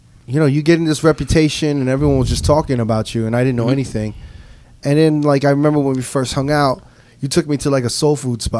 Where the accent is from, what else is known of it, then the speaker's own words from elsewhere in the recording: New York, United States; I'm from New York. Me and Never from New York